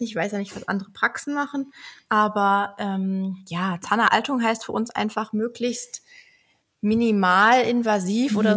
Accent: near Düsseldorf, North Rhine-Westphalia, Germany; also born or lived in Berlin; now in Leipzig, Germany; Ähm, ich komme ganz ursprünglich aus der Nähe von Düsseldorf und bin jetzt in Leipzig gelandet.

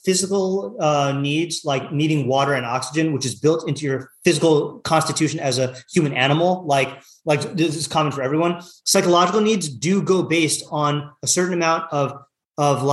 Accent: Seattle, Washington, United States; moved away; I'm coming from Seattle.

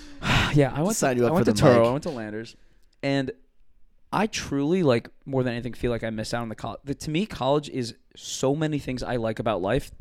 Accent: Cleveland, Ohio, United States; I'm from Cleveland.

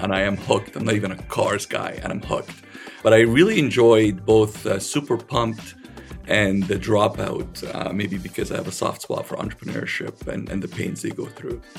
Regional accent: Alexandria, Alexandria Governorate, Egypt; I was born in Alexandria, Egypt

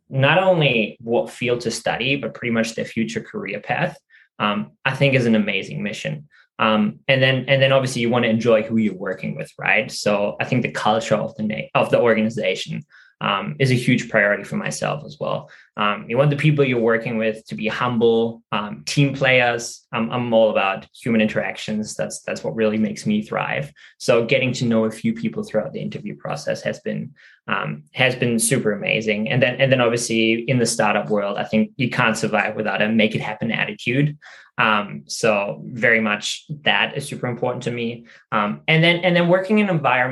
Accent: Germany; moved away as an adult; also born or lived in Sydney, Australia; now in Australia; I'm originally from Germany, which is where I studied.

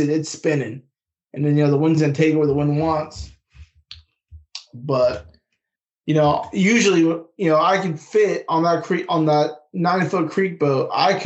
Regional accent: West Coast, United States; moved away as an adult; also born or lived in North Carolina; I grew up in the West Coast, got stationed out there and Bragg for a while, kind of North Carolina.

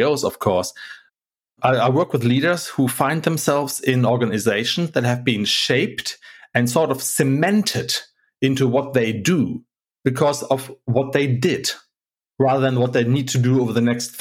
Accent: Hamburg, Germany; I'm from Hamburg. Hamburg is not Germany. It's a maritime city. And so we have a huge harbor

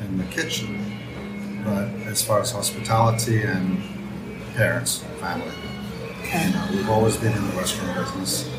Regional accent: England, United Kingdom; also born or lived in Africa; now in Mexico; I went to England since I was 9 years old. So my education is English. Well, my upbringing is English

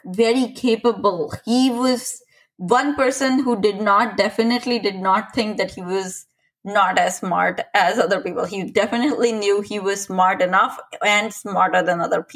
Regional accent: India; I'm Indian

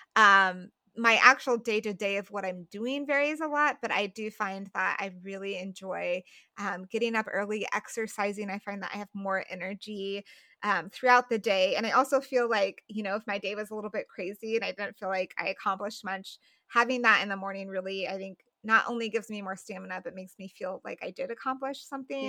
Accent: Colorado, United States; I grew up in Colorado

